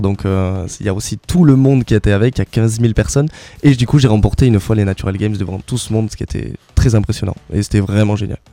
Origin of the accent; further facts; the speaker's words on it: La Barthe-de-Neste, Occitania, France; je suis natif de Labarthe de Nest à côté de Lannemezan